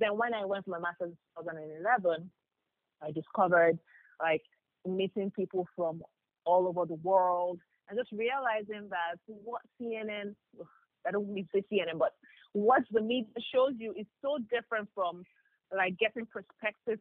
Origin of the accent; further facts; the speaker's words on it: Ibadan, Oyo, Nigeria; I grew up in Ibadan.